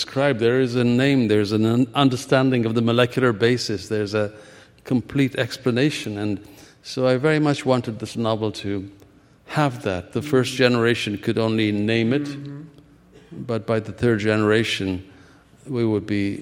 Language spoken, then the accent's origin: English; Ethiopia; moved away as an adult; also born or lived in India; now in United States; I was born in Ethiopia and began medical school there before. I spent, you know, 3 years there, and then civil war displaced me. I came to America